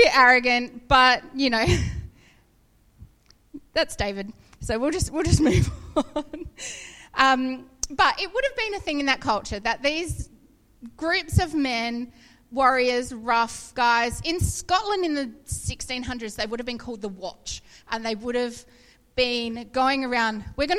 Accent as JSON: {"language": "English", "country": "New Zealand", "tie": "born or raised there", "said": "I grew up in Waipinga. My dad had a farm there"}